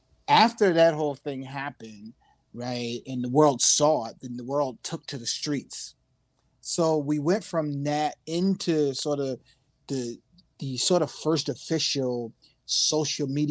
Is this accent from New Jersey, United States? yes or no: yes; Newark, New Jersey, United States; I'm from Newark, man. The Bricks